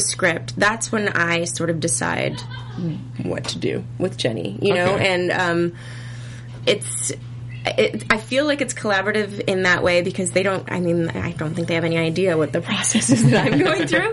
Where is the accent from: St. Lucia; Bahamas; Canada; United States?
Canada; also born or lived in Toronto; I'm Canadian